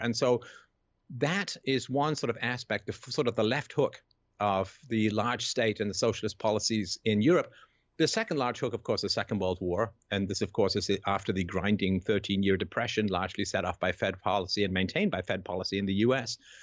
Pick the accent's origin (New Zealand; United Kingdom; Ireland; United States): United Kingdom; England; growing up in England in the seventies